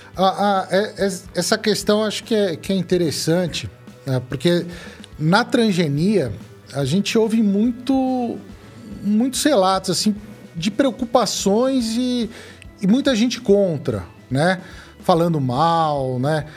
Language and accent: Portuguese; Brazil; eu sou, sou brasileiro